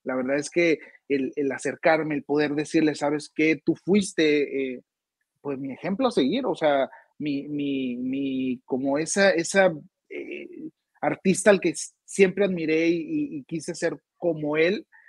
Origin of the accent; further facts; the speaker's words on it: Hermosillo, Sonora, Mexico; Hermosillo, Sonora, de donde soy originario